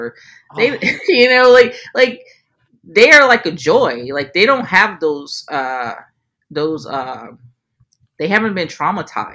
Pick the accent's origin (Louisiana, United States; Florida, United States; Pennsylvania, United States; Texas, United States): Louisiana, United States; New Orleans; I'm from New Orleans